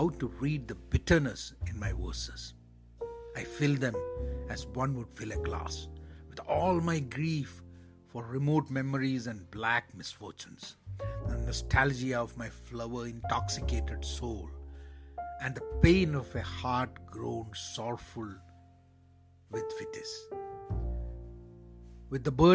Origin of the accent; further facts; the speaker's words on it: Kerala, India; moved away; Kerala and my home state in India